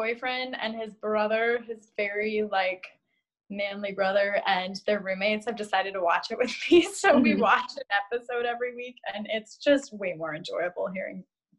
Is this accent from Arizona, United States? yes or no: no; Chicago, Illinois, United States; because I was raised up north in Chicago, which is not north